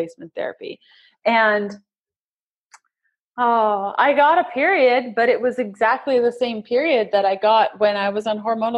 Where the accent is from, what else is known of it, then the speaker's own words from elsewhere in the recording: Canada; We're Canadian